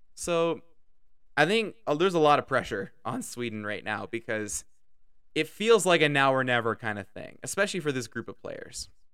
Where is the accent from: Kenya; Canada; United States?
Canada; I'm Canadian.